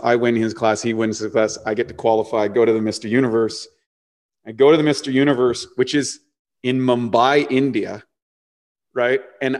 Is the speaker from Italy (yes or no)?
no; New Brunswick, Canada; like I came from New Brunswick. I haven't seen anything.